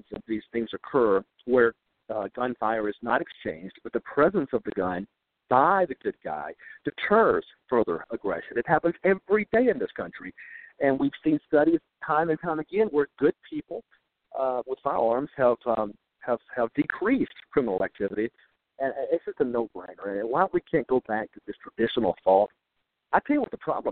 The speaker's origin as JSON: {"language": "English", "region": "Mississippi", "country": "United States", "said": "Like most Mississippians"}